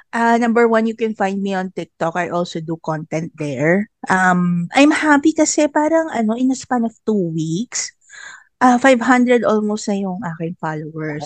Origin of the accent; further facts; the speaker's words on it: Central Luzon, Philippines; Taga Bulacan ako